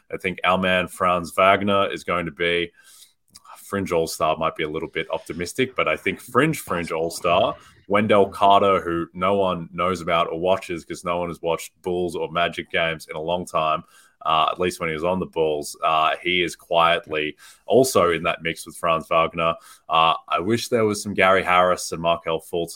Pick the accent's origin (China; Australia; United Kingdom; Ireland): Australia; moved away; I grew up in Australia